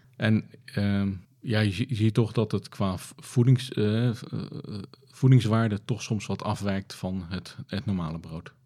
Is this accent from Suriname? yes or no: no; Netherlands; we als Nederlanders